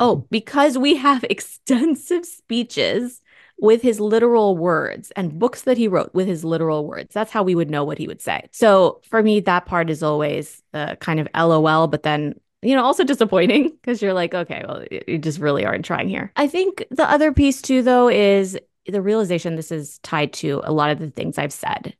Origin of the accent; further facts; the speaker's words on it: Springfield, Virginia, United States; moved away